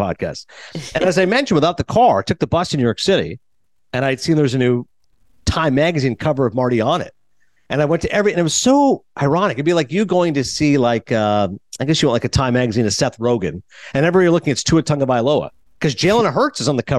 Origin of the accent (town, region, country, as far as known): Canada; now in United States